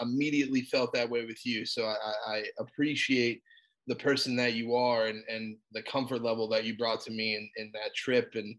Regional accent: South Florida, United States; I'm from South Florida, born and raised, still here.

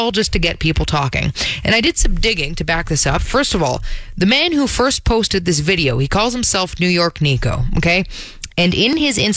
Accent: Toronto, Ontario, Canada; if you're from Toronto, like I am, you know that you don't say that second T.

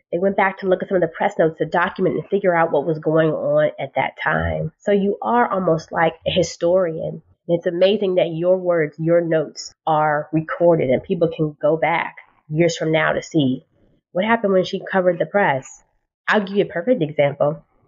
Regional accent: Washington, District of Columbia, United States; I grew up in the Washington, D.C. area

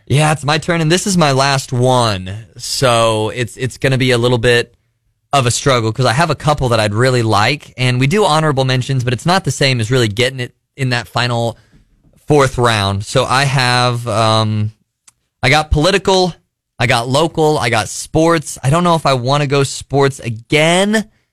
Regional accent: Missouri, United States; I grew up in Missouri.

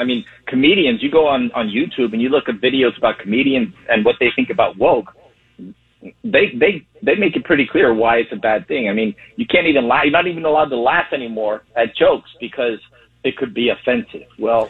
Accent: Spain; also born or lived in Cuba (family); now in Florida, United States; I'm Hispanic. I was born in Spain, and I come from a Cuban family

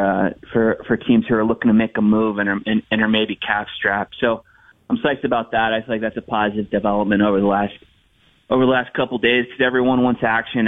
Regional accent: United States; as an American

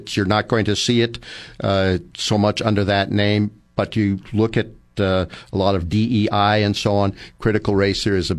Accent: Marin County, California, United States; I grew up in Marin County

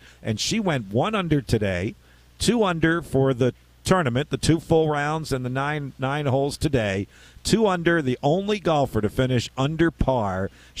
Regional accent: Philadelphia, Pennsylvania, United States; That's my hometown. So that's great, Philadelphia is.

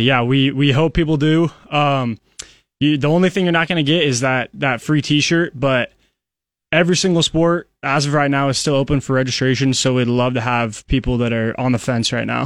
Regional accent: Council Bluffs, Iowa, United States; moved away as an adult; now in Lincoln, United States; I'm only from Council Bluffs, but it, it feels like a world away.

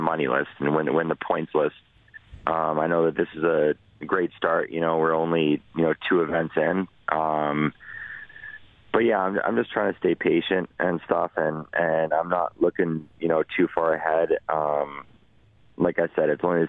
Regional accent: Edmonton, Alberta, Canada; in my hometown

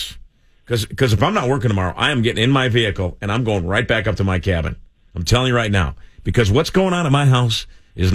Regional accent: West Chicago, Illinois, United States; when I was a kid listening to this radio station, you know, out in West Chicago, Illinois

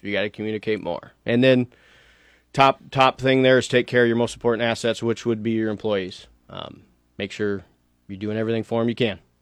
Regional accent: Lincoln, Nebraska, United States; I grew up in Lincoln

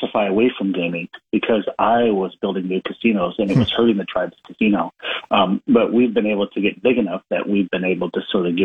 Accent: Omaha, Nebraska, United States; also born or lived in Winnebago, Nebraska / Cambridge, Massachusetts; I'm a lifelong Nebraskan. My parents are from Winnebago. My mother's a Native American. My father's not. We grew up in Omaha

